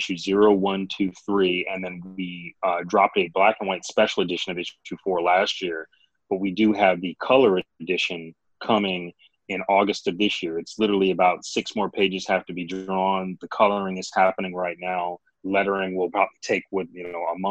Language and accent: English; Grand Rapids, Michigan, United States; growing up in Grand Rapids, it was definitely a very diverse place